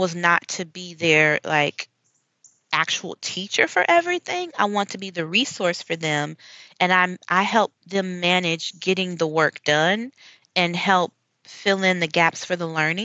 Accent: United States; moved away as an adult; now in Mérida, Mexico; being American

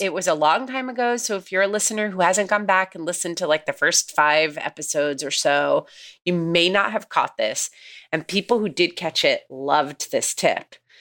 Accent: New York, United States; we come from New York

